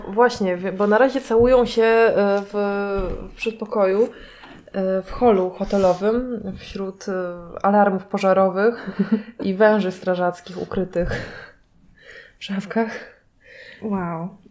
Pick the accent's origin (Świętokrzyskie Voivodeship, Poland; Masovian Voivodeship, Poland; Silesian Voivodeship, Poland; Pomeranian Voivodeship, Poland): Pomeranian Voivodeship, Poland; Kashubia; ja jestem z Kaszub